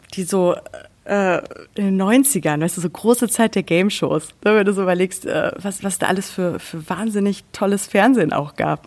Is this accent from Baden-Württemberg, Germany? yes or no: no; Sauerland, North Rhine-Westphalia, Germany; moved away as an adult; also born or lived in Cologne; now in Berlin, Germany; ich bin im Sauerland groß geworden